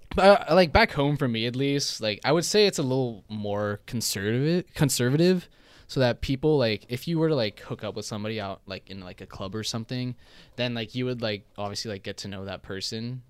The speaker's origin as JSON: {"language": "English", "country": "Hong Kong", "moved": "yes", "said": "I'm from Hong Kong"}